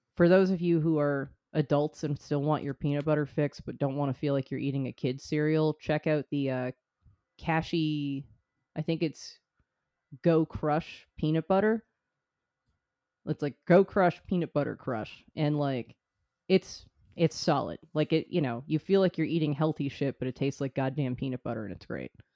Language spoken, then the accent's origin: English; United States; as an American